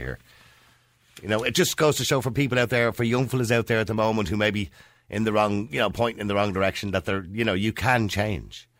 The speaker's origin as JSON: {"language": "English", "town": "Dublin", "region": "Leinster", "country": "Ireland", "said": "I was from Edenmore"}